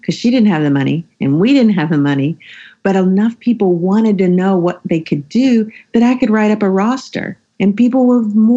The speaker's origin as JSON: {"language": "English", "region": "the South", "country": "United States", "tie": "born or raised there", "said": "I grew up in the South and I'm a Southern Christian woman"}